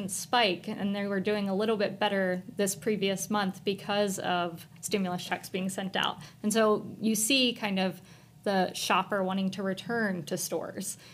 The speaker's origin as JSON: {"language": "English", "region": "Maryland", "country": "United States", "tie": "born or raised there", "also_born_or_lived": "New Orleans, Louisiana", "moved": "as an adult", "lives_now": "Arizona, United States", "said": "I am originally from Maryland. I grew up in Maryland"}